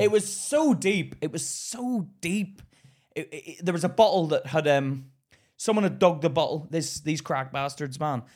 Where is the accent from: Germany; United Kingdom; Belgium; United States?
United Kingdom; Belfast, Northern Ireland; now in England; I grew up in Belfast